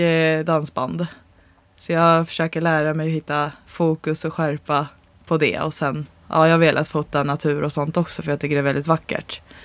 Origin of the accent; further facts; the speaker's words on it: Södertälje, Stockholm County, Sweden; now in Enköping, Sweden; Och jag kommer från Södertälje, men jag bor i Enköping